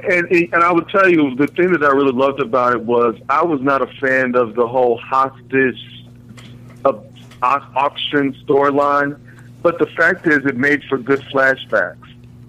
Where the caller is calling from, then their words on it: Newark, New Jersey, United States; I'm calling from Newark, New Jersey.